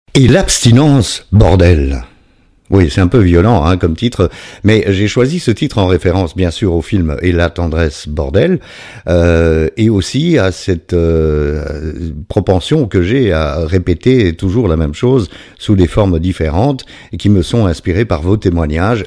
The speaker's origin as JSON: {"language": "French", "country": "Belgium", "said": "je suis belge"}